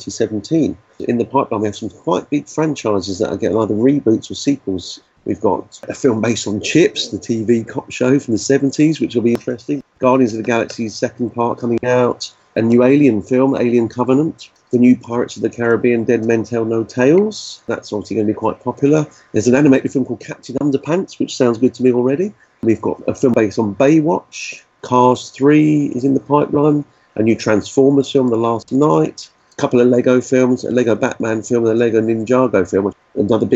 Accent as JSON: {"language": "English", "country": "Ireland", "said": "Being Irish myself"}